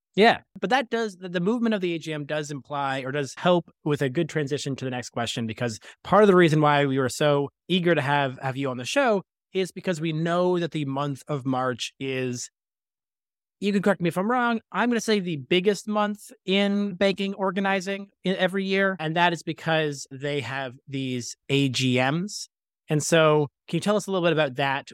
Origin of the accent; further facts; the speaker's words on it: Scarborough, Ontario, Canada; I'm born and raised in Scarborough.